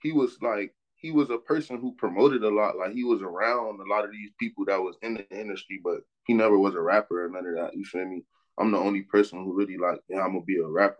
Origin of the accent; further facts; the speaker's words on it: Miami, Florida, United States; moved away as an adult; now in Atlanta, United States; growing up in Miami